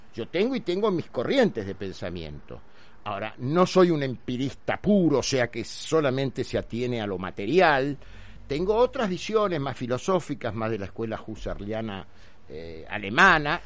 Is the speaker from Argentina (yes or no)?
yes; Argentina; Hoy en la Argentina, 2021, ¿qué somos los argentinos?